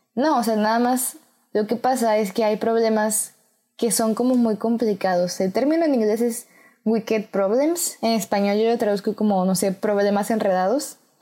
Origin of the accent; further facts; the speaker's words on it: Mexico; en mi país, México